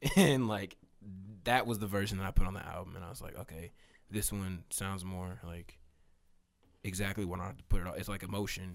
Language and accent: English; Katy, Texas, United States; also born or lived in Austin, Texas; I was born in Austin, and I lived there until I was five, and then I moved to Katy